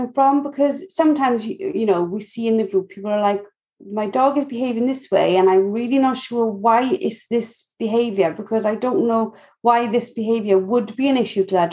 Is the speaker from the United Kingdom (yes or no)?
yes; Wales, United Kingdom; accent: Welsh; my Welsh accent